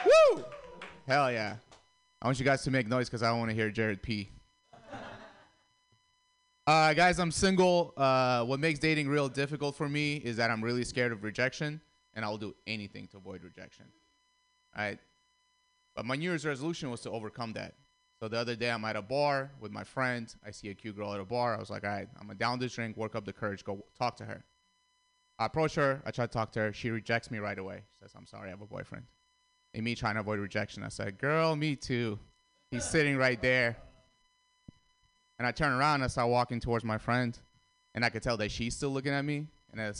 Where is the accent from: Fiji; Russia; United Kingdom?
Russia; English is a second language; also born or lived in Armenia; now in United States; I grew up in Russia.